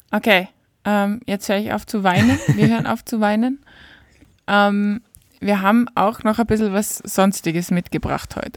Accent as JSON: {"language": "German", "country": "Austria", "said": "bei uns in Österreich"}